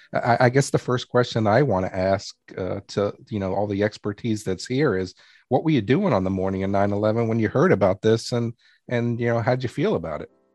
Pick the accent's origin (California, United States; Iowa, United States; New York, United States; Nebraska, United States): New York, United States; New York City; I grew up in New York City